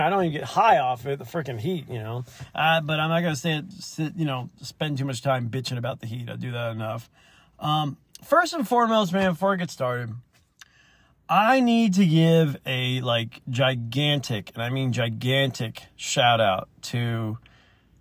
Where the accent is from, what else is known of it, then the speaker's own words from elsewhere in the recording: Alabama, United States; I'm from the South. I'm from Alabama